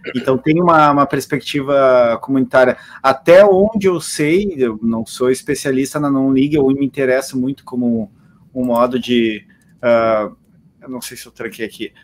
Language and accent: Portuguese; Porto Alegre, Rio Grande do Sul, Brazil; A vida inteira cresci era de pé no Olímpico, ou de visitante do Beira Rio